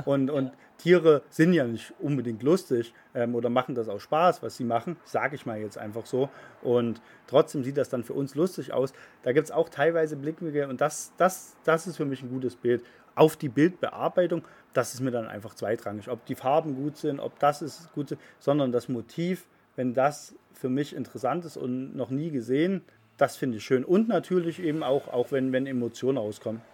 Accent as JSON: {"language": "German", "country": "Germany", "said": "wir sind Deutsche"}